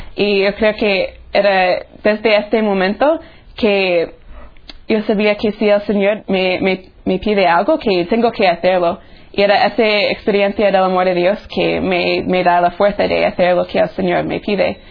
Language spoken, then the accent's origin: Spanish; Tallahassee, Florida, United States; moved away as an adult; now in Rome, Italy; soy de Tallahassee, Florida